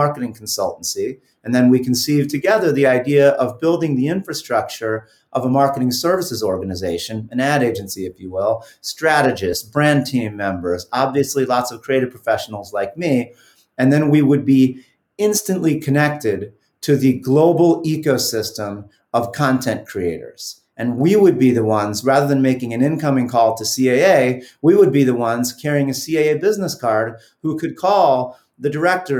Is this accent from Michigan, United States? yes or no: no; New York City, New York, United States; now in Marin County, United States; I'm from Elmhurst, Queens, New York